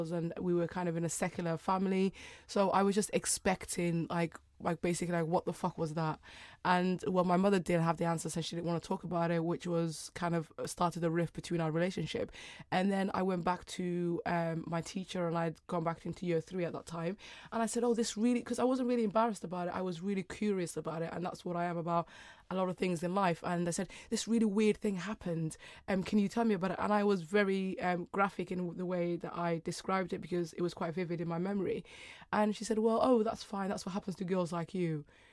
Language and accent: English; United Kingdom; and then being very British as well at the same time. I just was trying to figure out what girls like me meant.